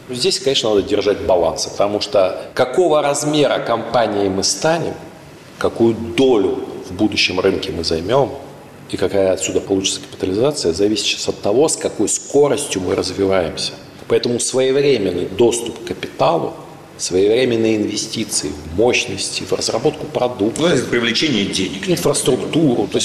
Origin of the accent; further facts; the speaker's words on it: Krasnoyarsk, Krasnoyarsk Krai, Russia; also born or lived in Novosibirsk; в городе Красноярске, в нашем родном я сам родился в Новосибирске, более того, в городке, но мои родители из Красноярска.